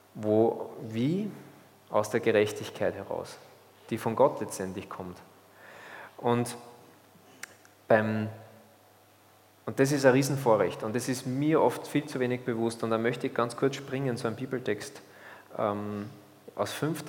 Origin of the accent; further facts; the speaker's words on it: Austria; als Österreicher